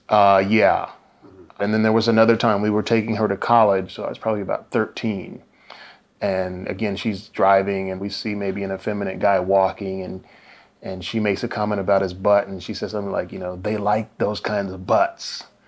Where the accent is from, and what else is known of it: Indianapolis, Indiana, United States; born or raised there; now in San Diego, United States